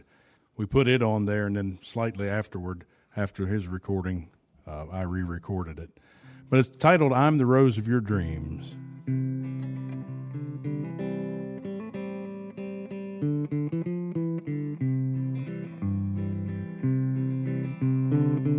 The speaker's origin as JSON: {"language": "English", "town": "White Sulphur Springs", "region": "West Virginia", "country": "United States", "tie": "born or raised there", "said": "my hometown, which is White Sulphur Springs"}